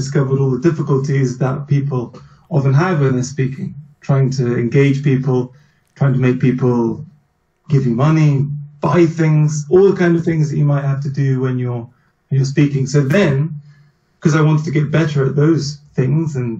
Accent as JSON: {"language": "English", "area": "Norfolk", "region": "East of England", "country": "United Kingdom", "also_born_or_lived": "Berlin, Germany", "moved": "as an adult", "lives_now": "Germany", "said": "I'm from England, from the east of England, from a place called Norfolk. But I've lived in Germany for about 10 years now."}